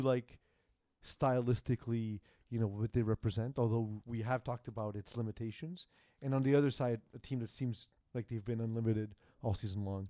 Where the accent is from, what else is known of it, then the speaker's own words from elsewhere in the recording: New York City, New York, United States; I'm from Brooklyn